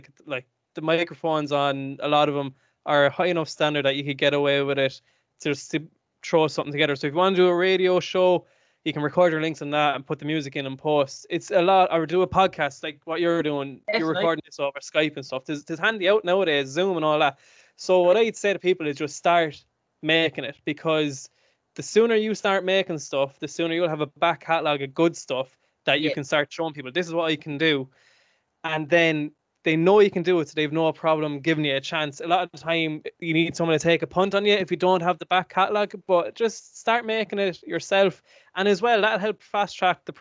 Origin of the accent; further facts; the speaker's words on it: Carrick-on-Suir, Munster, Ireland; moved away as an adult; also born or lived in Galway; I'm from Carrick and Shore, County Tipperary.